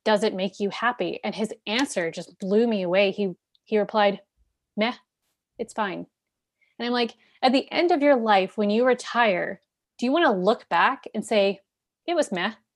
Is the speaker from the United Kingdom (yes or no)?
no; Canada; I'm Canadian, but, you know, we live very close to the U S